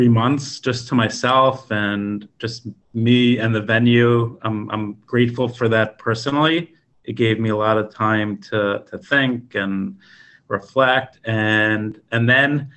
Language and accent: English; the Five Towns, New York, United States; now in New York City, United States; I've been here since I'm 14 years old. I moved from the Five Towns to 18th Street between 5th and Broadway right before I started high school.